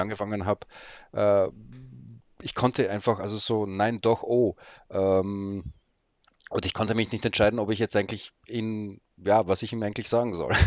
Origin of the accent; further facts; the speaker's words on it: Graz, Styria, Austria; accent: Austrian; also born or lived in Poland; now in Berlin, Germany; gebürtig dort in ähm, Österreich aufwachsen, wie man vielleicht auch hört